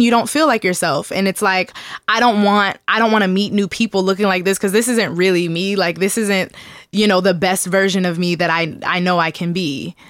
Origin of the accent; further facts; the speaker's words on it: Seattle, Washington, United States; born and raised in Seattle, Washington